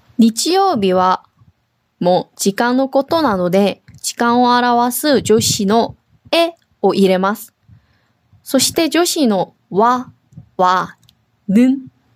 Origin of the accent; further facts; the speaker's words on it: South Korea; now in Okinawa, Japan; 沖縄に住んでいる、韓国人と台湾人がお届けします